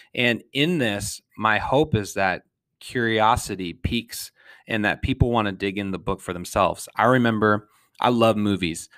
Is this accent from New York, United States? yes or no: no; St. Paul, Minnesota, United States; I was born in St. Paul.